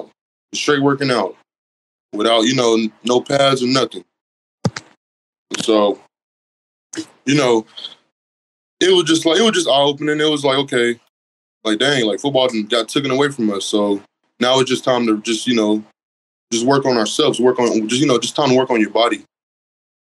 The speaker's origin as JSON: {"language": "English", "region": "Oklahoma", "country": "United States", "also_born_or_lived": "Independence, Kansas", "said": "I'm from Oklahoma"}